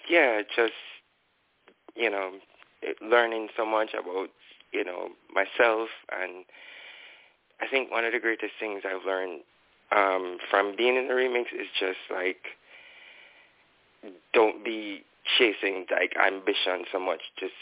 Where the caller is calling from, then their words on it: Kingston, Jamaica; I'm calling from Kingston, Jamaica.